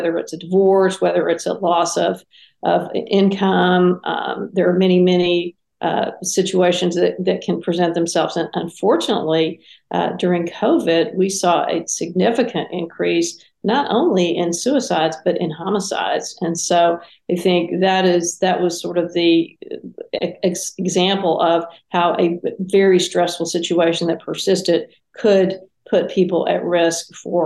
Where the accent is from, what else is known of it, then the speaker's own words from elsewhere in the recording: Texas, United States; I'm a Texan. I live on a ranch in Texas